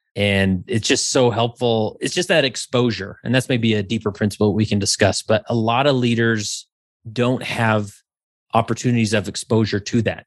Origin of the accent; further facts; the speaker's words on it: West Valley City, Utah, United States; I grew up in West Valley City, Utah